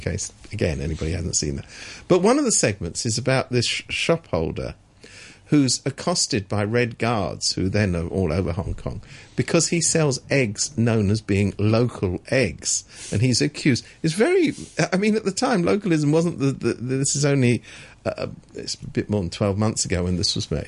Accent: England, United Kingdom; I'm I'm from England

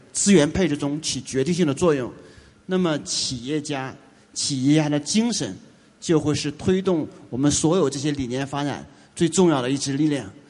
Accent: China; 我们中国人

